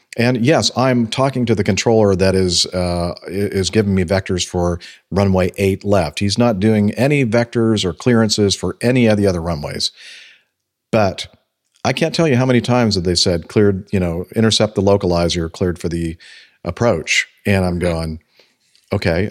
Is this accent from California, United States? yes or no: yes; California, United States; where I grew up in California